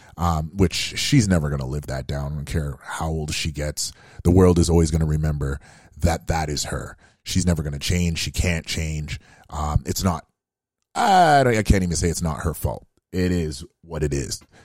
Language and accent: English; Canada; being African Canadian myself